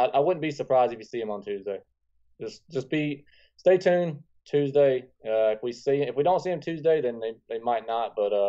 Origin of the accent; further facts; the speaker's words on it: Atlanta, Georgia, United States; I breathe Atlanta. And, you know, this, like I said, this is my hometown.